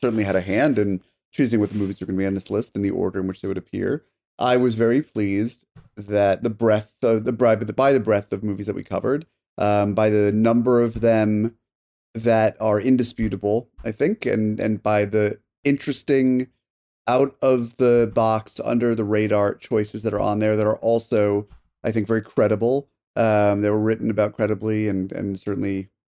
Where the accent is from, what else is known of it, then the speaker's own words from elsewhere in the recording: Connecticut, United States; when I was growing up in Connecticut in the 90s